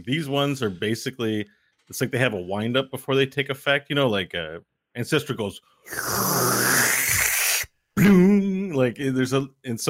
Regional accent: Canada; I'm a Canadian. The government delivers marijuana to people here now.

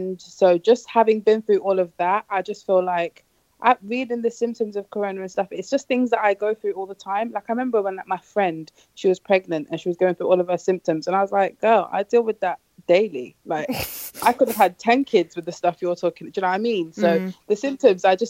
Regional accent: United Kingdom

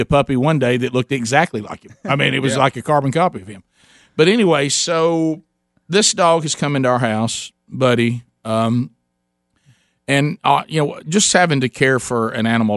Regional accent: Calhoun County, Alabama, United States; We were raised in Calhoun County in Alabama

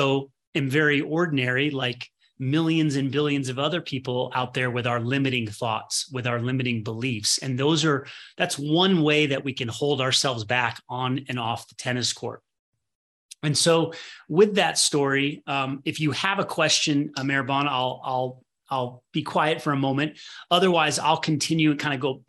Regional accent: Midwest, United States; I was born in the Midwest

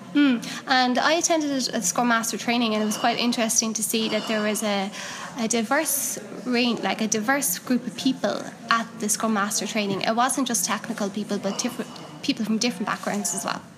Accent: Cork, Munster, Ireland; now in Galway, Ireland; I'm from Cork, so um, I'm occasionally down in Cork

